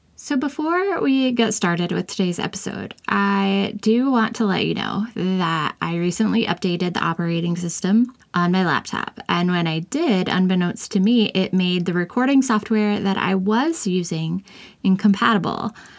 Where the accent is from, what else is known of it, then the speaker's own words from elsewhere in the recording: Kansas, United States; I grew up in Kansas, which is the Sunflower State